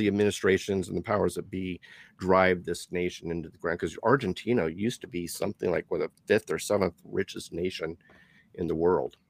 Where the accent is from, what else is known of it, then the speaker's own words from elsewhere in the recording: Canada; But being Canadian, you are part of the Commonwealth.